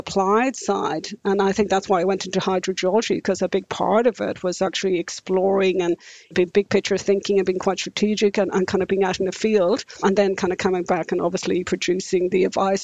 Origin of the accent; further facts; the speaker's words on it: Ireland; moved away as an adult; now in New Zealand; I'm Irish. And for me, growing up in the 70s and 80s in rural Ireland